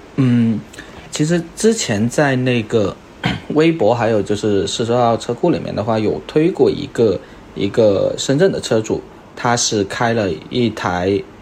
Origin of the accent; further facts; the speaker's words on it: Guangdong, China; moved away; 再回我广东老家